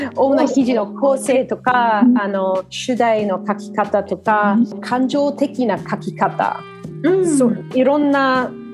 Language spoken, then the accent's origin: Japanese; Australia; Japanese is a second language; moved away as an adult; also born or lived in Japan; now in Sydney, Australia